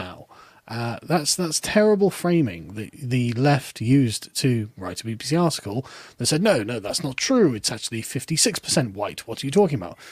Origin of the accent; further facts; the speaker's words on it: England, United Kingdom; also born or lived in Germany; as an Englishman